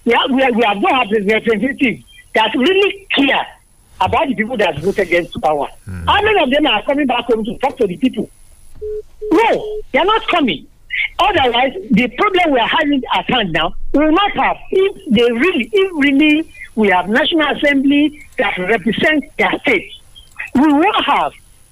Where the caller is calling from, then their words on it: Lagos, Nigeria; I'm …. I'm calling from Lagos.